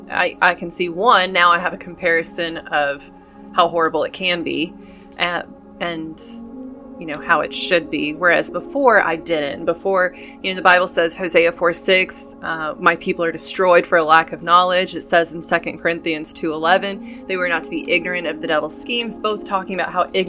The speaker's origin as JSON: {"language": "English", "town": "Dallas", "region": "Texas", "country": "United States", "tie": "born there", "said": "I was born in Dallas, and they had apparently lived in Burnet, Texas, and they took me back home with them."}